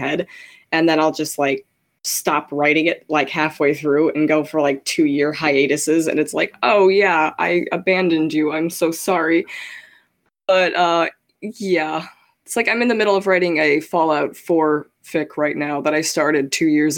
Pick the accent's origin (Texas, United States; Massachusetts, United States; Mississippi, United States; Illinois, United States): Illinois, United States; Chicago; I'm originally from Chicago, Illinois, and now I live in the middle of Illinois, surrounded by cornfields